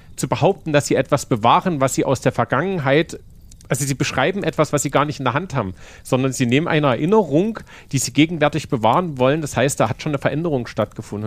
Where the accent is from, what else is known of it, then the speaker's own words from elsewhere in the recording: Königstein, Saxony, Germany; moved away as an adult; now in Dresden, Germany; Ich bin halt nicht Dresdner, ne? Ich bin halt in Königstein aufgewachsen.